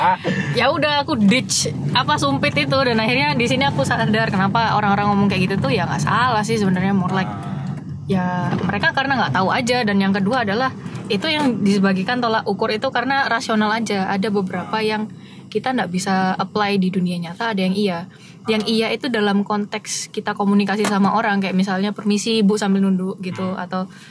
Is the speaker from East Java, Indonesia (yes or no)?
yes; Surabaya, East Java, Indonesia